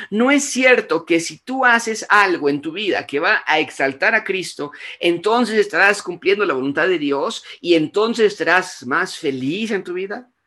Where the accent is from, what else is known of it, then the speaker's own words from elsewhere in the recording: Mexico; No, yo soy mexicana, a mí que a mí que me la hagan y van a ver cómo les va, ¿no?